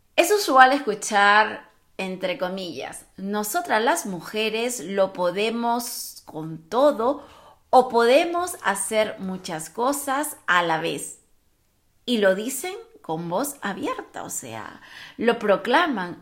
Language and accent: Spanish; Peru; yo que soy peruana